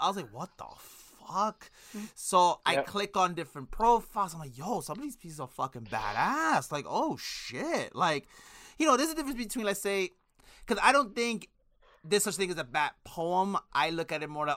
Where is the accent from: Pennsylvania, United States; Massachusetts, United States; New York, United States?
New York, United States; New York City; I'm from Brooklyn, New York.